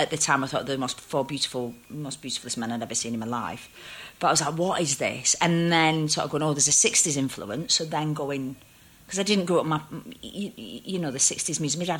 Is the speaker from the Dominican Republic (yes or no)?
no; Bolton, North West England, United Kingdom; I grew up in Bolton